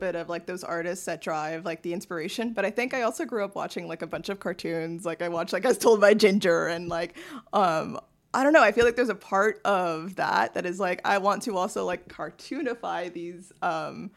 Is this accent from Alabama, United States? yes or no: no; Miami, Florida, United States; moved away as an adult; now in New York, United States; growing up in Miami, specifically Westchester